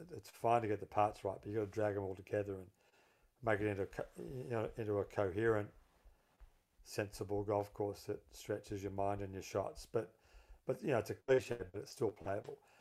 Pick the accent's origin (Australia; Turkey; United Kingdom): Australia; Melbourne, Victoria; I grew up in Melbourne